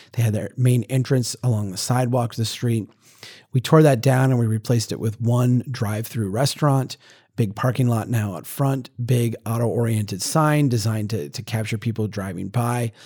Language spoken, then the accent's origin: English; central Minnesota, United States; my hometown back in eighteen seventy